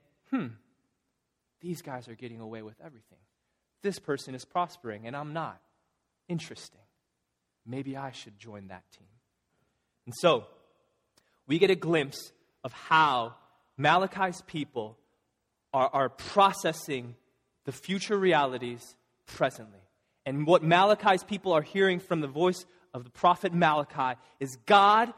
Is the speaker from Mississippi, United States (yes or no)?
no; Illinois, United States; now in Massachusetts, United States; I'm from Illinois